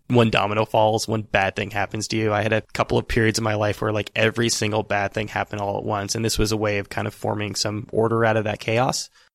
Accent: Northern California, United States; moved away; We're both from Northern California

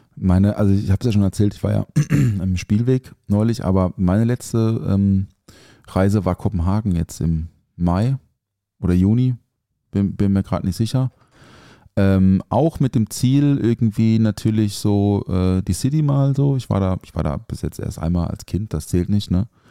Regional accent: Offenburg, Baden-Württemberg, Germany; moved away; aus meiner Heimat, aus Offenburg

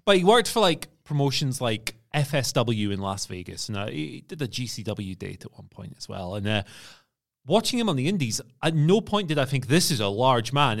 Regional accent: Scotland, United Kingdom; as a Scottish person

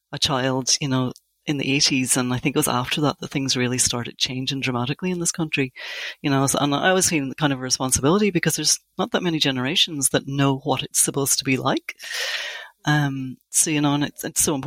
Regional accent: Northern Ireland, United Kingdom; I grew up in Northern Ireland in the 80s.

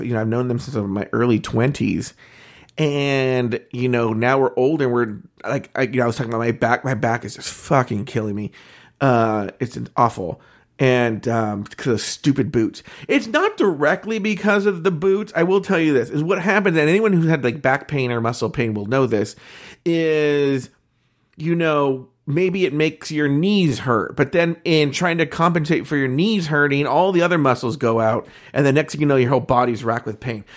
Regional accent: Orange County, California, United States; born and raised in Orange County, just as we were

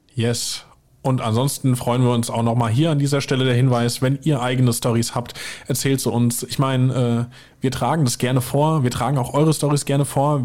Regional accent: Weiher, near Limburg an der Lahn, Hesse, Germany; bei mir im Kaff, wo ich herkomme, in Weiher

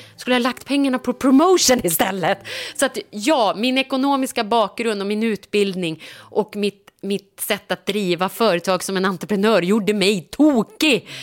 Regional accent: Norrland, Sweden; jag är ju uppväxt i Norrland

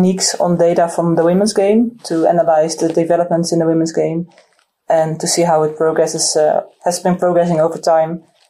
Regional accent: Netherlands; I'm from the Netherlands

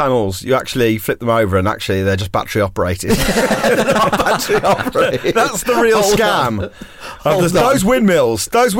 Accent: Bromley, London, United Kingdom; growing up in Bromley.

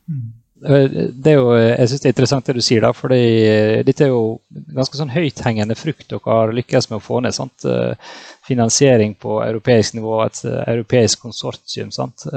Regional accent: Ålesund, Møre og Romsdal, Norway; Jeg kommer jo fra Ålesund, som noen kanskje hører, og her er vi glad i ferger

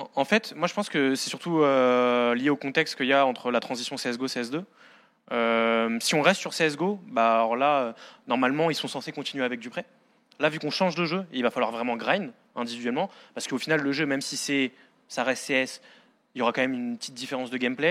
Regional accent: France; nous, en tant que Français

